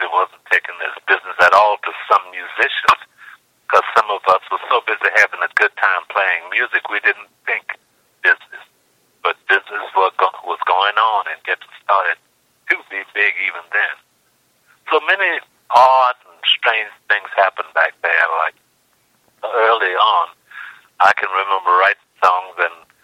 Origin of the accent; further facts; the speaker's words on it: New Orleans, Louisiana, United States; being born and raised in New Orleans